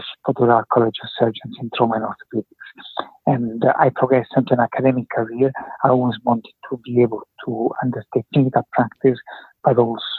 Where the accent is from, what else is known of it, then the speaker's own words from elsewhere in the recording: Italy; English is a second language; moved away; also born or lived in United Kingdom; I'm originally from Italy. I graduated in Italy in 1983, but my parents sort of shipped me over to the UK when I was very young to learn English